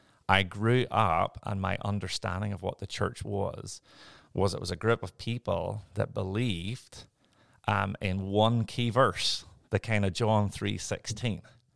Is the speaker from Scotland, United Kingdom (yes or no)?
no; Northern Ireland, United Kingdom; born there; So I was born in Northern Ireland. I will try and speak in a way that people will actually understand my lovely accent.